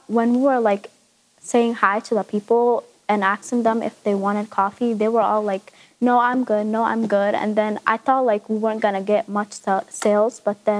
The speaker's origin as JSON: {"language": "English", "town": "Lansing", "region": "Michigan", "country": "United States", "said": "I'm from Lansing, Michigan."}